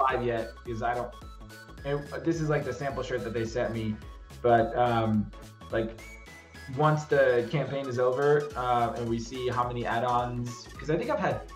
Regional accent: Bosnia & Herzegovina; my hometown in Bosnia

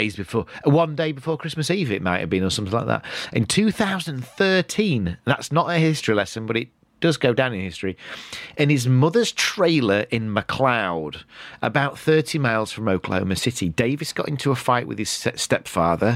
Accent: United Kingdom; when I was growing up in British school

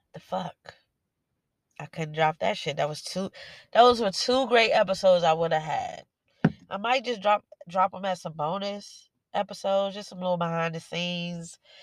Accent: Washington, District of Columbia, United States; I was born and raised in Washington D.C.

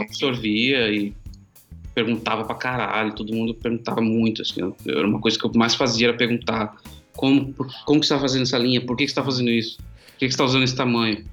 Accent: São Paulo, Brazil; also born or lived in Guarujá; sou do Grajaú, Zona Sul

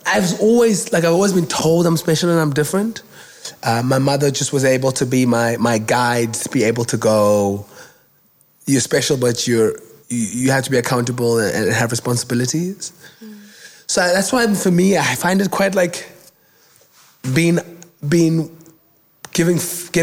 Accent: Cape Town, Western Cape, South Africa; I was born in Kugulethu, a township here in Cape Town

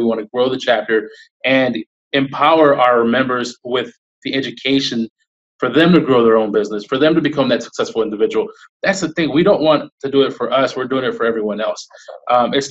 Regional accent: Houston, Texas, United States; I'm born and raised in Houston

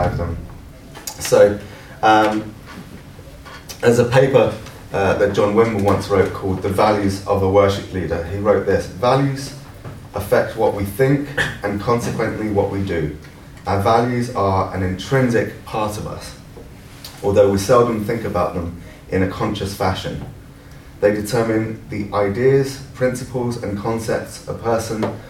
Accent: London, United Kingdom; moved away as an adult; also born or lived in Scotland; now in St Andrews, United Kingdom; I'm a Londoner and I'm living in Scotland now

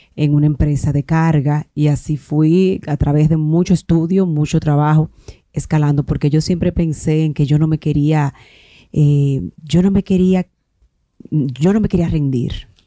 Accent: Palenque, San Cristóbal, Dominican Republic; moved away; also born or lived in Santo Domingo; yo soy de Palenque, eh, estudié en una escuela pública

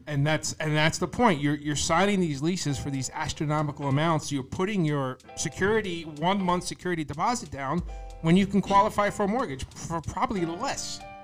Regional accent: Bayonne, New Jersey, United States; I grew up in Bayonne, New Jersey

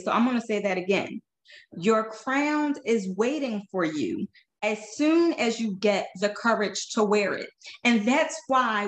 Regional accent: Philadelphia, Pennsylvania, United States; now in Florida, United States; I am from West Philadelphia

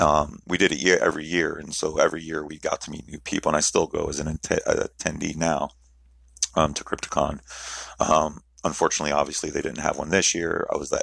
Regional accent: New Jersey, United States; also born or lived in Miami / Baltimore, Maryland; I was born in Miami, but I grew up bouncing back and forth between my mom and dad's house in New Jersey and Baltimore, Maryland.

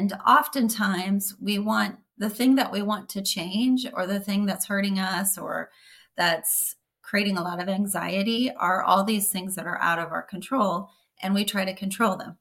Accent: Missouri, United States; moved away as an adult; now in St. Petersburg, United States; I grew up in Missouri, and I moved down to Florida

